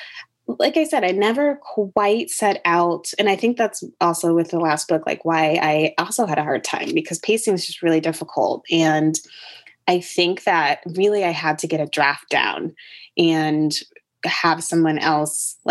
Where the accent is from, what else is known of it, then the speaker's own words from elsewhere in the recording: Connecticut, United States; also born or lived in North Carolina; now in Brooklyn, United States; I grew up in Connecticut, very in a particularly white neighborhood